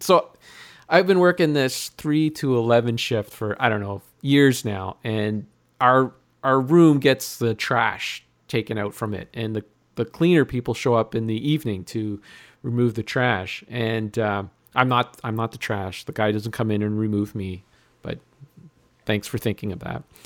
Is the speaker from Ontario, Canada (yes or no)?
yes; Sudbury, Ontario, Canada; I'm from Sudbury.